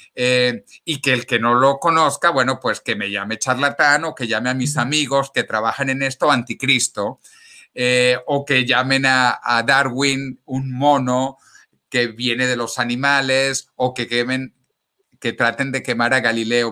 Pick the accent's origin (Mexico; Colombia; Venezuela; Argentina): Venezuela; moved away as an adult; also born or lived in Ecuador; now in Spain; los que hemos nacido en Venezuela como yo con pasaporte venezolano